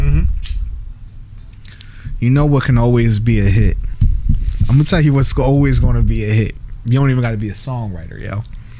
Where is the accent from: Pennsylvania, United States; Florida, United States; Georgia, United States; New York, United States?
Pennsylvania, United States; Philadelphia; You know I'm from Uptown.